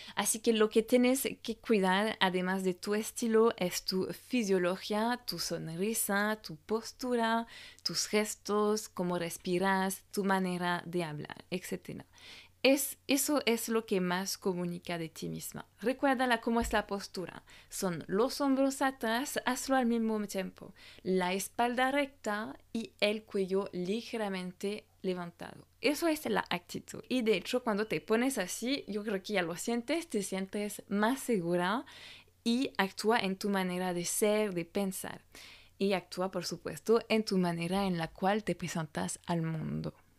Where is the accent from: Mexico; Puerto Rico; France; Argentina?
France; francesa y coach de imagen